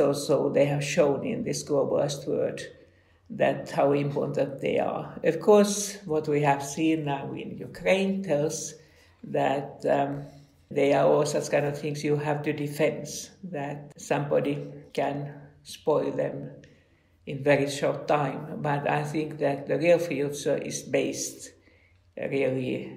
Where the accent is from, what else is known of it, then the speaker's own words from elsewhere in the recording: Helsinki, Uusimaa, Finland; my hometown, Helsinki